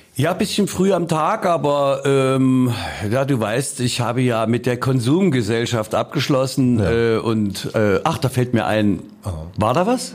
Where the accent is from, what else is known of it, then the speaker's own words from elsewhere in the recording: Leipzig, Saxony, Germany; ich komme ja aus Mitte